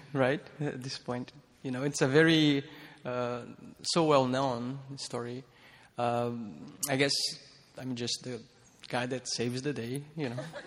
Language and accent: English; Petrópolis, Rio de Janeiro, Brazil; moved away; I was raised in Petropolis. Petropolis is a small city uh, around Rio de Janeiro in Brazil